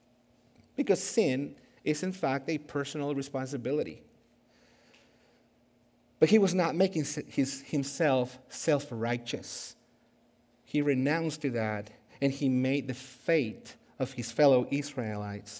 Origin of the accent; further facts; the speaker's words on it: Guatemala; moved away; I was born and raised in Guatemala